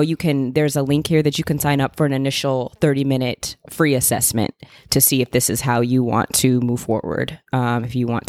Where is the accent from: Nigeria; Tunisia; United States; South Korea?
United States; Arizona; You know, growing up in Arizona and then being here and stuff like that. It was always warm in spring.